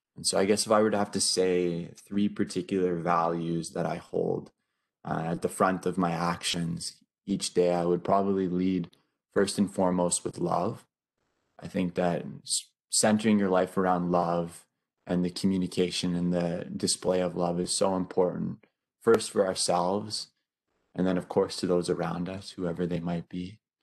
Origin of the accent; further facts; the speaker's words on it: Northern Ontario, Canada; also born or lived in Vancouver, British Columbia; currently studying from my hometown in Northern Ontario